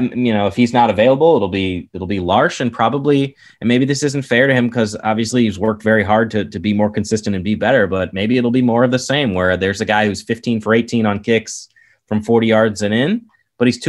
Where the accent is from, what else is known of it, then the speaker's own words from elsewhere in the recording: Kansas, United States; I grew up in Kansas